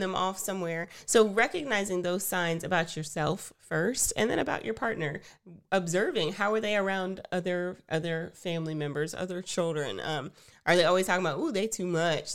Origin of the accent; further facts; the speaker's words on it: Texas, United States; We are Texans, tried and true